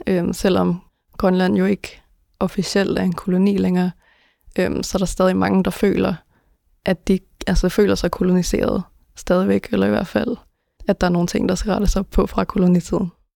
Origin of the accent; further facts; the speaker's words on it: Denmark; jeg er født og opvokset i Danmark